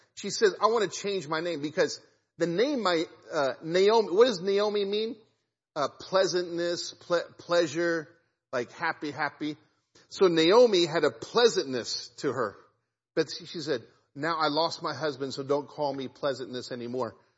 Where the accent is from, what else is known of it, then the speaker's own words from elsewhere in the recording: Kansas City, United States; I grew up in Kansas City